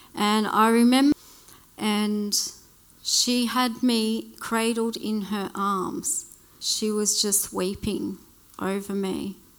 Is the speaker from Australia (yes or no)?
yes; Blue Mountains, New South Wales, Australia; also born or lived in Western Australia; I grew up in the Blue Mountains